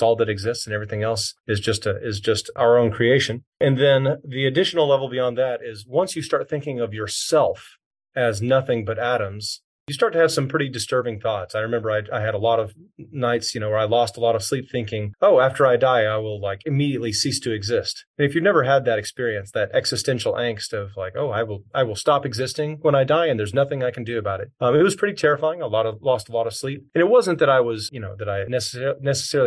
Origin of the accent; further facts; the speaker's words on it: Texas, United States; I grew up here in Texas